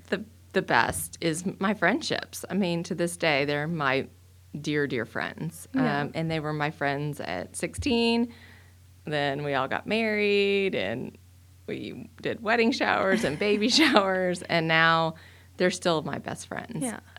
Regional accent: Dallas, Texas, United States; So I grew up in Dallas, and at the time, there wasn't a lot of Catholic school options

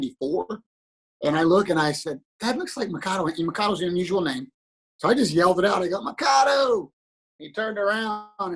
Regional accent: Kansas City, Kansas, United States; moved away as an adult; also born or lived in Olathe, Kansas / Fort Worth, Texas; now in Dallas, United States; From a town called Olathe, Kansas, Overland Park area. Born and raised in Kansas City

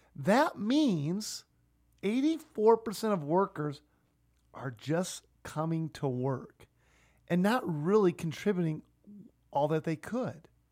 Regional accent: Sioux Falls, South Dakota, United States; my hometown of Sioux Falls

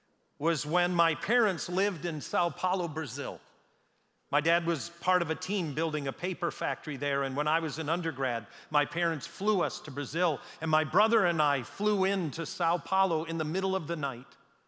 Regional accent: Canada; born there; I was born in Canada.

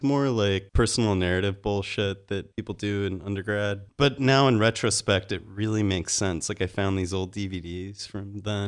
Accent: Salt Lake City, Utah, United States; moved away as an adult; also born or lived in Mississippi / North Carolina / Phoenix / Haiti; now in Los Angeles, United States; Salt Lake City. Yeah, born there. Lived there most of my life

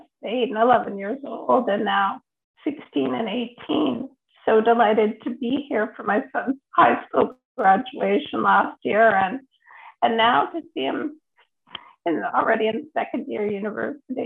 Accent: Toronto, Ontario, Canada; moved away as an adult; now in Ottawa, Canada; I grew up in Toronto, but I've been living in Ottawa for about 8 years now.

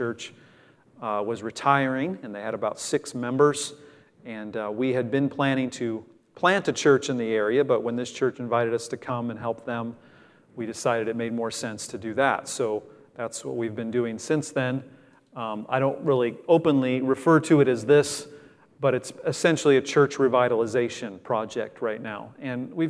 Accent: United States; accent: American; moved away as an adult; now in North Wales, United Kingdom; I'll always have my American accent

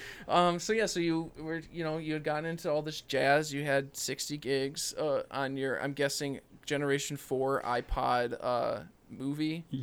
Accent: Illinois, United States; I'm from Illinois

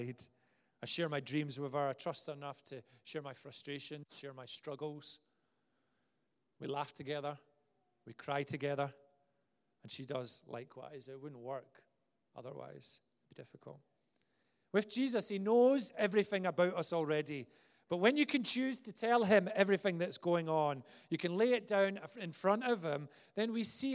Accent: Glasgow, Scotland, United Kingdom; I was from Glasgow

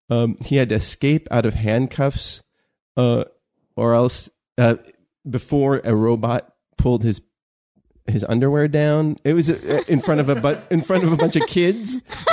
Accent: California, United States; I grew up in California

